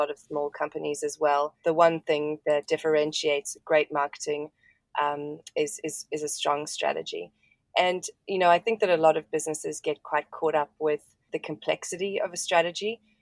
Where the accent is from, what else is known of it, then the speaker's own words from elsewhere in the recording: South Africa; now in Brisbane, Australia; I'm actually a South African. I grew up in South Africa and live in Australia at the moment.